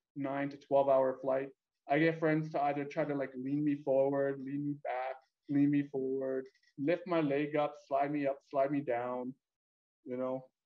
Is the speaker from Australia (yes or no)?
no; Calgary, Alberta, Canada; born or raised there; also born or lived in Vietnam / Edmonton, Canada